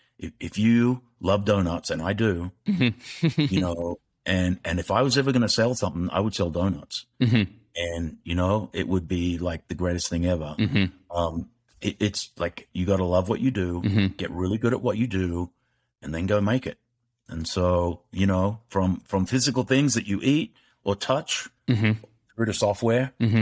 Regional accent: Australia; moved away; I blame that on being Australian.

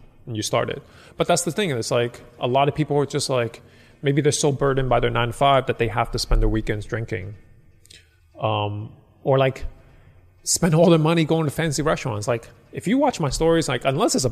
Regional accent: Hong Kong; I'm from Hong Kong

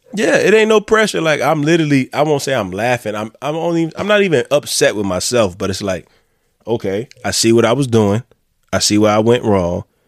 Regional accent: Florence, United States; moved away; I'm from Florence. I left Florence

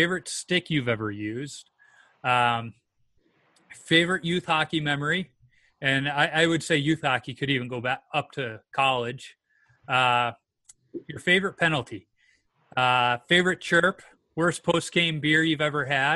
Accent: Chicago, Illinois, United States; I grew up in the Beverly Mount Greenwood neighborhood on the south side near Oak Lawn

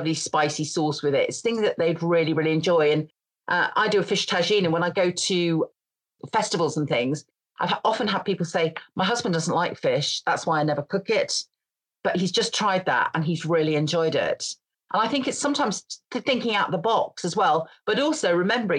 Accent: Grimsby, Yorkshire and the Humber, United Kingdom; also born or lived in Scotland; I come from Grimsby

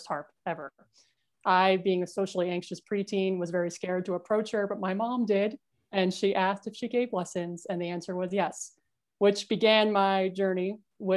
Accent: New Jersey, United States; also born or lived in New York; I was born in New York, but I grew up in a really small, how shall we say, small-minded town in New Jersey in a rural part

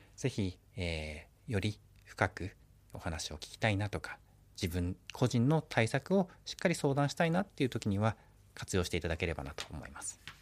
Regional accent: Obihiro, Hokkaido, Japan; 私は帯広生まれですね

